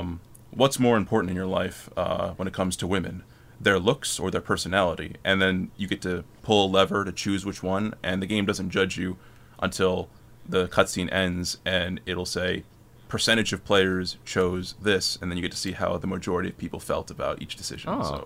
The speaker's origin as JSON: {"language": "English", "country": "Philippines", "said": "But, yeah, but it's not, like, my home country, the Philippines, your dollar goes 50 times farther."}